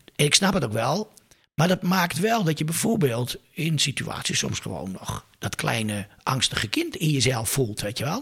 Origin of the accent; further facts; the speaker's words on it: Leeuwarden, Friesland, Netherlands; Ik ben geboren in Leeuwarden. Ik ben er wel even weg geweest.